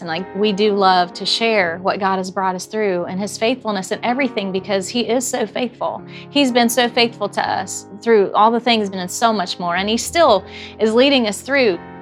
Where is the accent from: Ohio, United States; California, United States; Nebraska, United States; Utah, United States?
Ohio, United States; Morrow; We grew up in Morrow, Ohio, southern Ohio, 30 miles north of Cincinnati